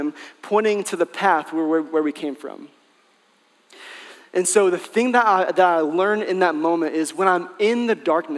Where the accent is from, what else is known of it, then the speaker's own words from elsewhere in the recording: Branson, Missouri, United States; I grew up in Branson, Missouri. So that's southwest Missouri, and it's right next to northwest Arkansas